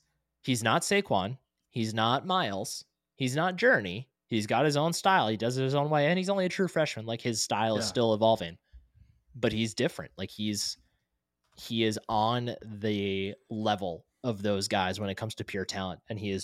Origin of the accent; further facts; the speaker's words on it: New Jersey, United States; I'm from New Jersey.